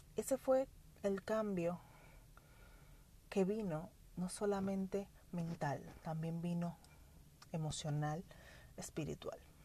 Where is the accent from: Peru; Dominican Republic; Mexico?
Dominican Republic; como toda dominicana